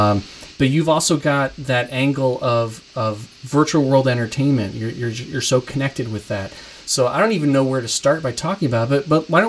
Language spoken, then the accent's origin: English; Kalamazoo, Michigan, United States; my hometown, Kalamazoo, Michigan